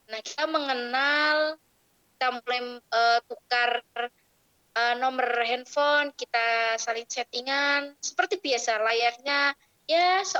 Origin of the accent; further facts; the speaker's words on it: Banjarnegara, Central Java, Indonesia; asal dari Banjarnegara. Dan sekarang sedang menempuh pendidikan S1 di IAIN Salatiga.